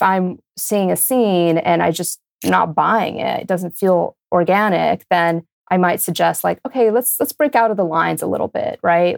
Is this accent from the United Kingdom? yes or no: no; Brazil; moved away; also born or lived in New York; I grew up in Brazil